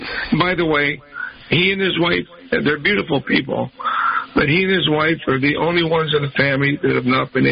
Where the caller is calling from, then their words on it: San Diego, California, United States; I'm calling early from San Diego